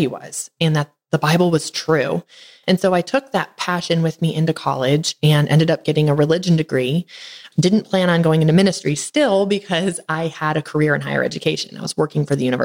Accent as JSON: {"language": "English", "region": "Northern Michigan", "country": "United States", "moved": "yes", "lives_now": "Tennessee, United States", "said": "I'm from Northern Michigan. So we came down to Tennessee to be warm."}